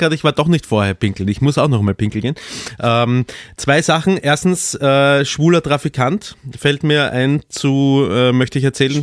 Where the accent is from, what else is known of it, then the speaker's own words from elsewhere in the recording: Austria; als Österreicher